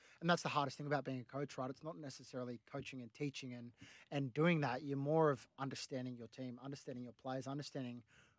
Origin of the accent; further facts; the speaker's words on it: Yamba, New South Wales, Australia; also born or lived in Gold Coast / Parramatta; now in Bondi, Australia; I left Parramatta, I was from Yamba and then the Gold Coast. I was like, all right, I'm moving to the beach. So I moved to Bondi with my sister.